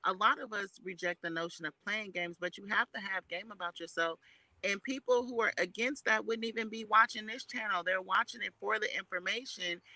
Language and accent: English; Oakland, California, United States; I'm from Oakland too.